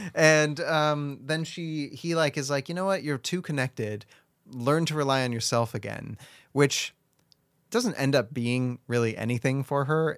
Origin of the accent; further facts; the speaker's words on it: United States; I'm an American